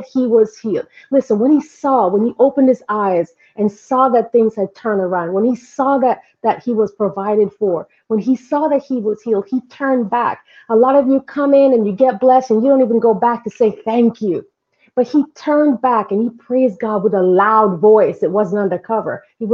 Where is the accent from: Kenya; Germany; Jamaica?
Jamaica; now in United States; I'm Jamaican.